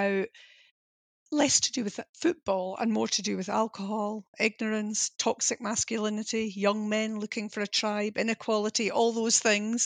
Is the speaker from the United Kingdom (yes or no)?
yes; East Coast of Scotland, United Kingdom; I'm from the East Coast